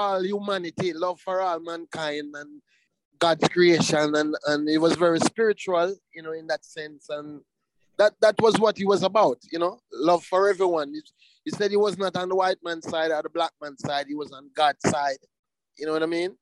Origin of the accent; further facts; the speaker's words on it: Jamaica; we come from Jamaica, we come from an island